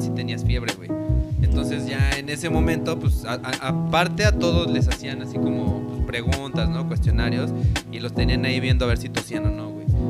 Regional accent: Mexico; pensamos como mexicanos

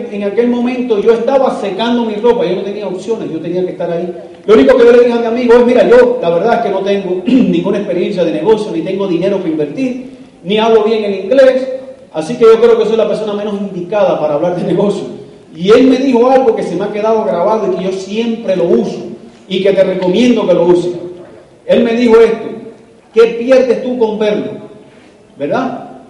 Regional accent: Cuba; moved away as an adult; now in United States; Quiero decirles que Leite y yo somos inmigrantes, aunque somos cubanos, eh, salimos de Cuba en busca de libertad, de año, salí en el año 94, me logré escapar en balsa de Cuba, llegamos a la, Florida

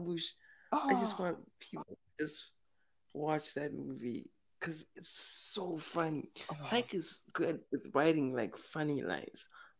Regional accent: South Africa; I have no idea how to describe my accent. Like, I don't know what I sound like to people when they meet me. Are they like, is that a South African guy?

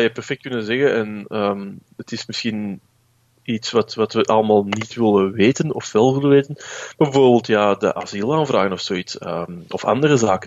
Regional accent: Belgium; als Belg

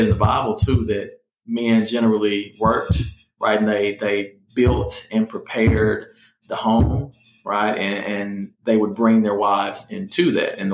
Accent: Memphis, Tennessee, United States; moved away as an adult; I grew up in the Haven

